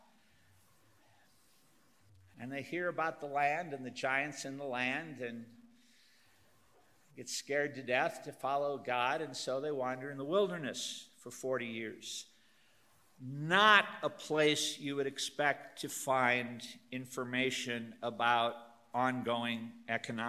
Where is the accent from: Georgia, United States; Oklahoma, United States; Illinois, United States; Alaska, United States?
Illinois, United States; Northern; moved away; I'm from Northern Illinois. In the upper Midwest, guys is the generic word for a group of people. My mother and her girlfriends talked to each other and called each other guys